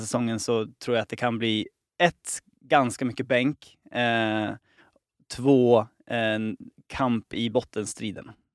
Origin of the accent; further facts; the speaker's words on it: Sweden; som svensk